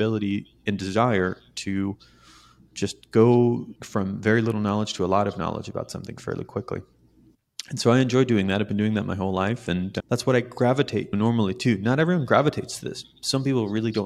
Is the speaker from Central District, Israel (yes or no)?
no; Jerusalem, Jerusalem District, Israel; moved away as an adult; now in California, United States; So I was born in Israel, in Jerusalem, Israel, which is not even the cool city of Israel that everyone talks about.